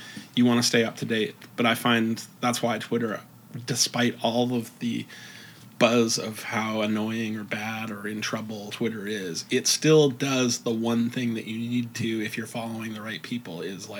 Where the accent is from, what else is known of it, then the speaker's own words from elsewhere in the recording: Canada; Maybe it's because we're Canadian.